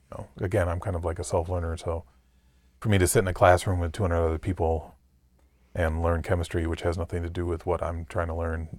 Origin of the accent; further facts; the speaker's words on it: Mason, Michigan, United States; I'm from Mason, Michigan